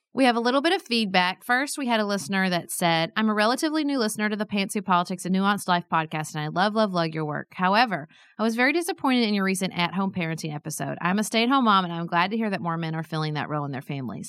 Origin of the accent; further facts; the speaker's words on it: Paducah, Kentucky, United States; I was a city commissioner in my hometown